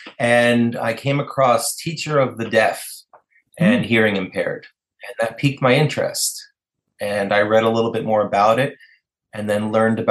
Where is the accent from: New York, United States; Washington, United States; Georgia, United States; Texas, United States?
New York, United States; New York City; I grew up in New York City, and I grew up surrounded by New York City and in the whole culture of New York City